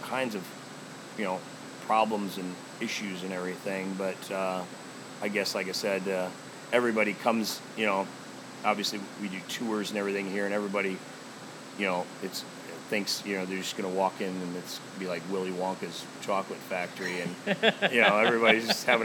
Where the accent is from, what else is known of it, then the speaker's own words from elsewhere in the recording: Omaha, Nebraska, United States; I was always born and raised in Omaha